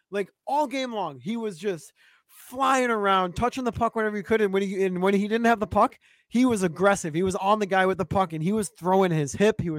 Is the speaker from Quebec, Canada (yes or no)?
yes; Montreal, Quebec, Canada; I grew up in Montreal. There's a lot of Bruins fans in Montreal.